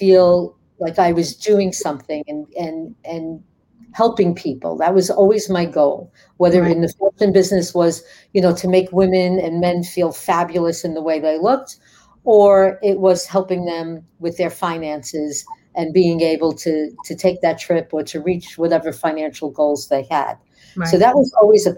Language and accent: English; New York City, New York, United States; I grew up in the Bronx, New York. I'm a tough cookie.